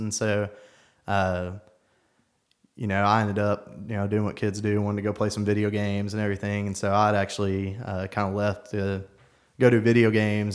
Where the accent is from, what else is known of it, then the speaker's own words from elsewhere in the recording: Knoxville, Tennessee, United States; born and raised in South Knoxville